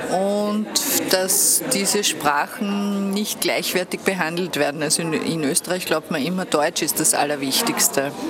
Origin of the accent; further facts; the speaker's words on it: Greece; now in Eisenstadt, Austria; Ich komme aus Griechenland und äh, unterrichte in Eisenstadt.